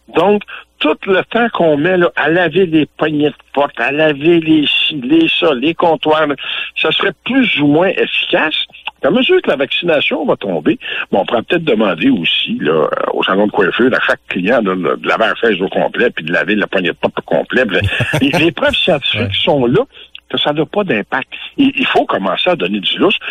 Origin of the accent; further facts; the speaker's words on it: Louiseville, Quebec, Canada; chez nous à Louisville